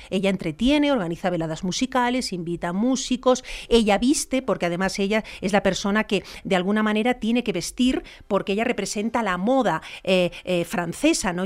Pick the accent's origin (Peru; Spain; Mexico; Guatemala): Spain; reina Leticia en mi país